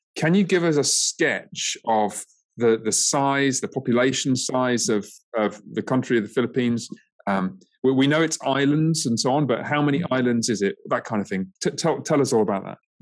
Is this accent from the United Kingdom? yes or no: yes; England, United Kingdom; now in United States; my home country of um, England